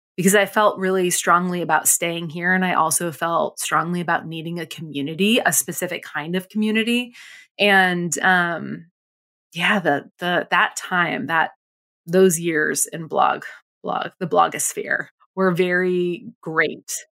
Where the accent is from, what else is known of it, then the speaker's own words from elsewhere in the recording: Provincetown, Massachusetts, United States; I grew up in Provincetown in, on Cape Cod